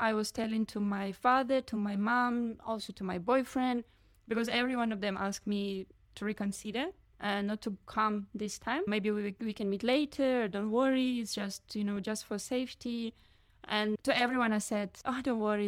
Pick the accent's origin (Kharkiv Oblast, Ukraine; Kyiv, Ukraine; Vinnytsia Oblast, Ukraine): Kharkiv Oblast, Ukraine; Kharkiv; moved away as an adult; now in Vietnam; Kharkiv is my hometown.